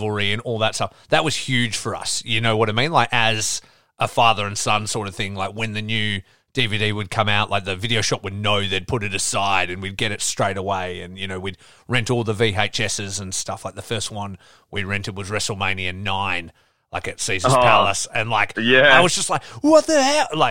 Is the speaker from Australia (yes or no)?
yes; Geraldton, Western Australia, Australia; moved away as an adult; also born or lived in Perth